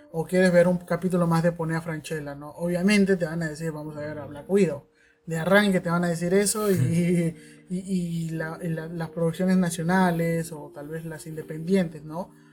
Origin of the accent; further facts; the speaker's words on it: Callao, Peru; Jules y yo somos del Callao, y como chalacos